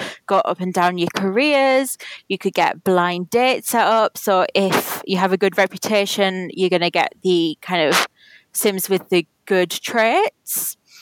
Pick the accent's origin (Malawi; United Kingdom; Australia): United Kingdom; as a Brit